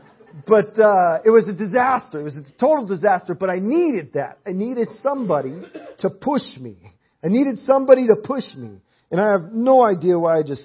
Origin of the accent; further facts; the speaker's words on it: Portland, Oregon, United States; moved away; We're from Portland, Oregon